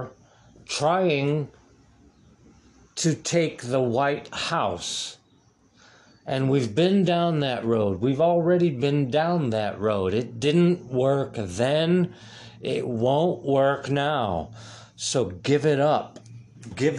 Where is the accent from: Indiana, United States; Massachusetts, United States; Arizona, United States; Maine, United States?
Indiana, United States; Muncie; also born or lived in Milwaukee, Wisconsin; I was raised in Middletown, America. My town was the sociological study as Middletown, America